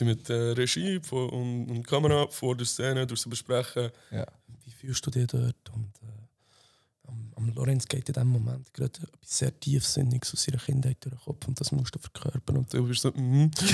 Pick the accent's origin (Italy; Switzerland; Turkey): Switzerland; Bern; ich bin 24, bin geboren in Bern.